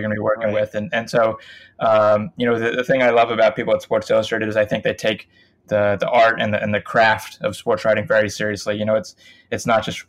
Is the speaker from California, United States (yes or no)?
no; Winston-Salem, North Carolina, United States; moved away as an adult; I grew up in Winston-Salem, North Carolina